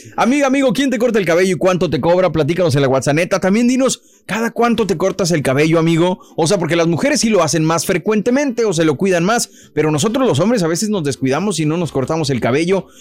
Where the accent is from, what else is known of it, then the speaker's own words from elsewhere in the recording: Mexico; soy mexicano